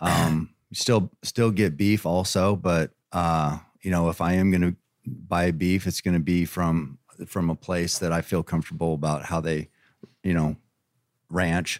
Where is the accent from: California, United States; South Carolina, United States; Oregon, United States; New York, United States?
Oregon, United States; Eugene; I'm from Oregon